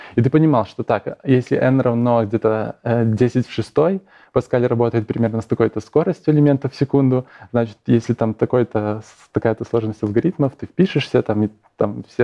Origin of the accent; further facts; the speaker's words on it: Ivye, Grodno Region, Belarus; я из Иве, такой маленький городок в, Гро- в Гродненской